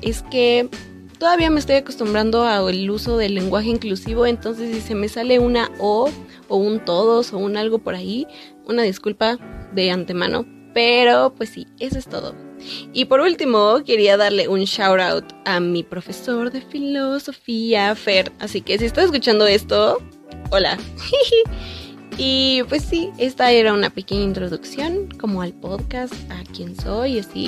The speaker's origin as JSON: {"language": "Spanish", "country": "Mexico", "said": "soy de México"}